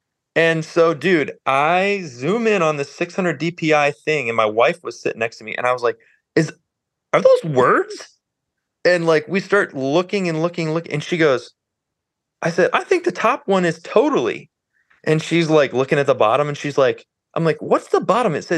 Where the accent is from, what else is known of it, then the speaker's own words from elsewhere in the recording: Northeast Ohio, United States; moved away as an adult; also born or lived in Nashville; I grew up in Ohio, moved back a couple years ago.